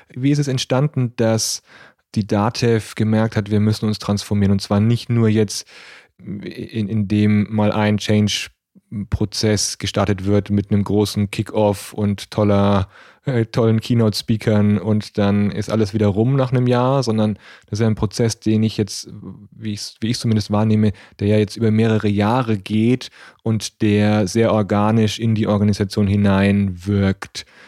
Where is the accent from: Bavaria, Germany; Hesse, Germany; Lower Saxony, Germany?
Bavaria, Germany; Nuremberg; ich bin in Nürnberg aufgewachsen